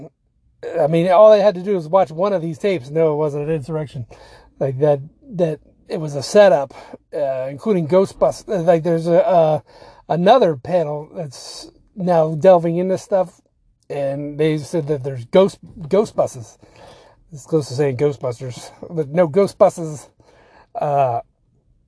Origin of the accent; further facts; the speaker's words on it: Virginia Beach, Virginia, United States; I'm from Virginia Beach